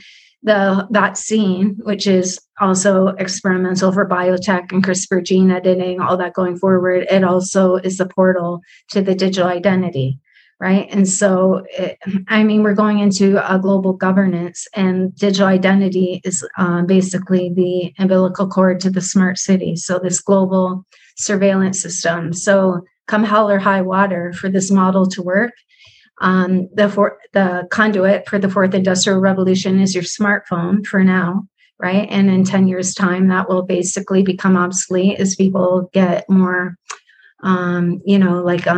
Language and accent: English; Canada; even being Canadian